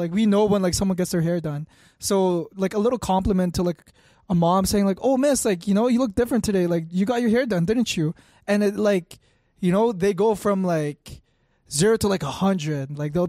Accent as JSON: {"language": "English", "country": "Philippines", "said": "Bro, we're Filipino too."}